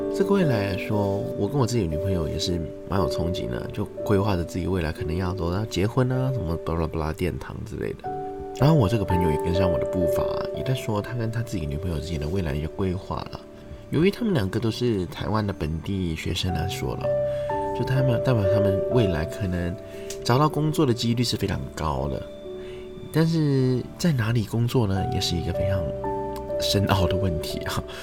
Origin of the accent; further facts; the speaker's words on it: China; moved away; also born or lived in Taiwan; 我们大陆那边也有很多很优秀的团体啦